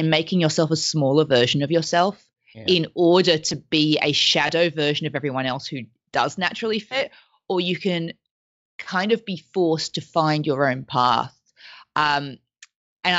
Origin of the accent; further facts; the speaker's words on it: Australia; accent: weird accent; first language French; English is a second language; I grew up in Australia